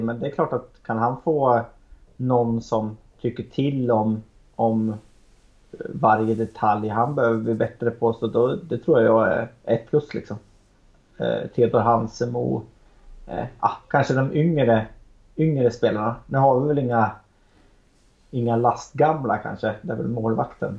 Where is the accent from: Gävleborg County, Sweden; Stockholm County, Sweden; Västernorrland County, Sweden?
Gävleborg County, Sweden; Arbrå; now in Gävle, Sweden; Vi, vi är ju från samma ställe jag och Magnus. Eh, eller Mini som han kallas. Eh, vi är från Arbro bägge två